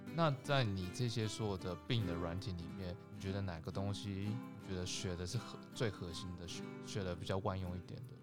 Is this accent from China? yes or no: no; Taiwan; moved away; 我们来台，来自台湾